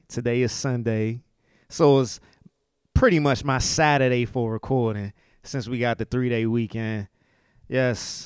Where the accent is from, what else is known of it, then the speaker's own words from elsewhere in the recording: United States; accent: DMV; I'm talking in my DMV accent and a dialect right now.